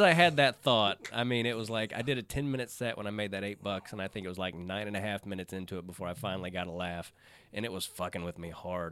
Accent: Arkansas, United States; moved away; I was born in Arkansas

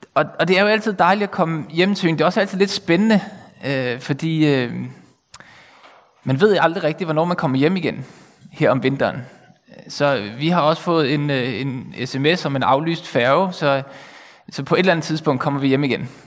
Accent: Bornholm, Capital Region of Denmark, Denmark; moved away as an adult; also born or lived in Copenhagen; now in North Zealand, Denmark; så jeg kommer selv fra Bornholm og har boet her i 20 år.

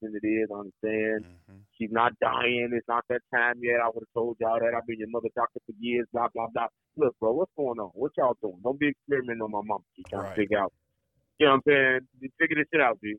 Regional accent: Chicago, Illinois, United States; I can't talk down much down on my city because I live this shit every day, man. I'm out here in it

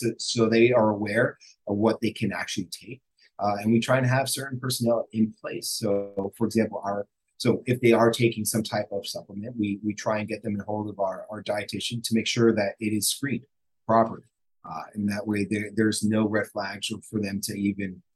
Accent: New York, United States; moved away as an adult; now in Miami, United States; I'm originally from New York

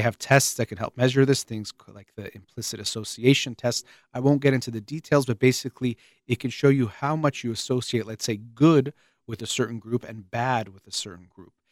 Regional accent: United States

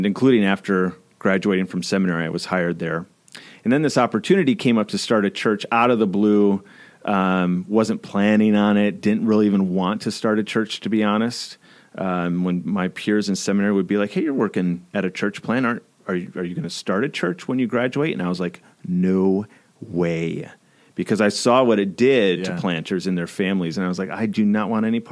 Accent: near Freeport, West Michigan, United States; now in Grand Rapids, United States; I'm a West Michigan guy my whole life, for better and for worse

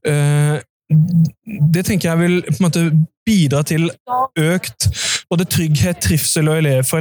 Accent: Nordre Follo, Akershus, Norway; Jeg er fra Nordre Follo kommune og Nordre Follo gatekunst, og vi er nå på Arendalsuka.

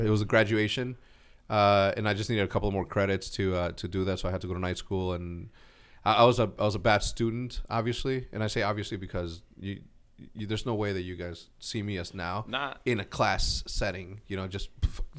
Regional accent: El Paso, Texas, United States; born there; No, I was born in El Paso, Texas, which is like across the border.

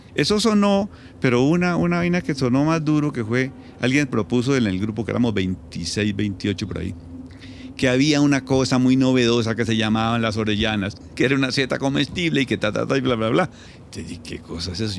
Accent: Caquetá, Colombia; also born or lived in Pitalito, Huila; nací en Pitalito, Huila, muy pequeño me fui para el Caquetá, yo me crié en el Caquetá

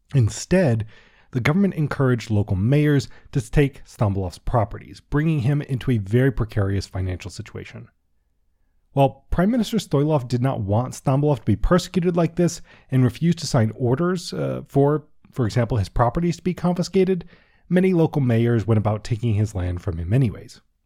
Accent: Washington, District of Columbia, United States; I'm also from Washington, D C.

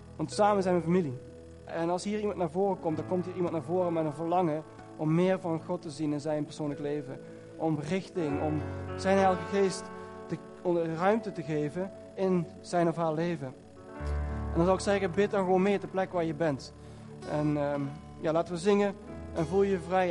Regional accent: Netherlands; ik kom uit Nederland

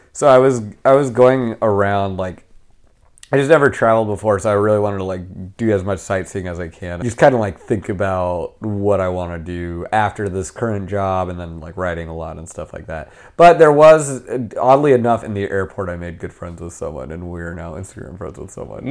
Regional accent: California, United States; accent: American; I'm from California

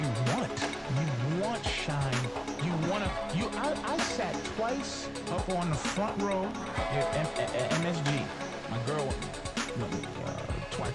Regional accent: Boston, Massachusetts, United States; I'm from Boston.

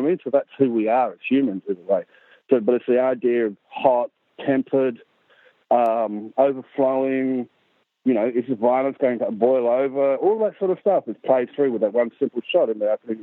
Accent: Central Australia, Australia; Aboriginal from Central Australia

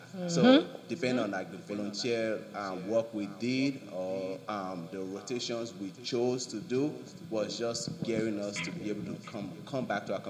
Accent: Nigeria; also born or lived in Michigan, United States / Washington, D.C., United States; now in Miami, United States; Because I came originally from Nigeria. I moved to Michigan.

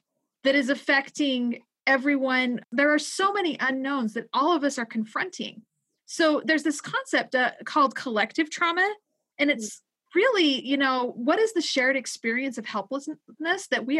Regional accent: Utah, United States; my home state of Utah

